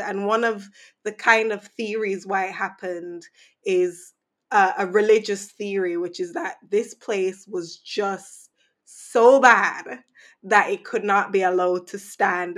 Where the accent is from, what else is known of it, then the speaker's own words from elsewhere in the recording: Saint Andrew, Jamaica; growing up in Jamaica